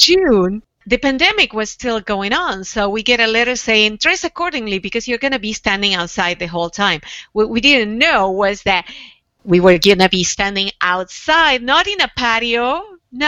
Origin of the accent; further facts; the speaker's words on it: Argentina; moved away as an adult; growing up in Argentina, we both grew up during the dictatorship.